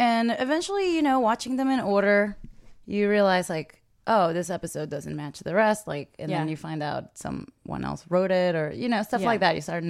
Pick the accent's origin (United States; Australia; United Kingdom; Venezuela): Venezuela; moved away; I grew up in Venezuela